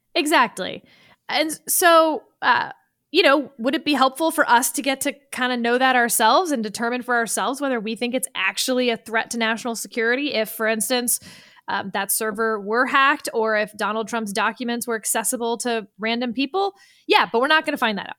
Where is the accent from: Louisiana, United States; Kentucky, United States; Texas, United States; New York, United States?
Texas, United States; I'm from Texas